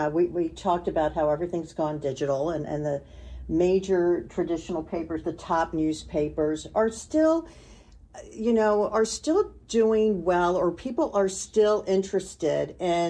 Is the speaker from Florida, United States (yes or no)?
no; Washington, District of Columbia, United States; I grew up outside of Washington, D.C., and my dad was a barber, Italian immigrant, and every day he would come home with the Washington Post under his arm